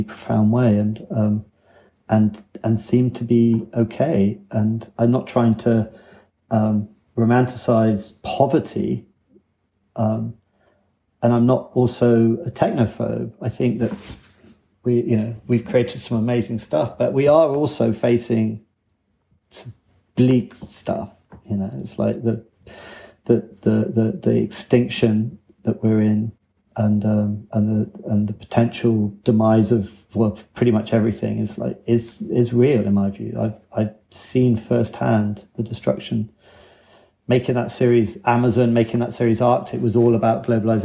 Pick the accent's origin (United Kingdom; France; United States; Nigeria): United Kingdom; England; moved away as an adult; now in Wales, United Kingdom; me being English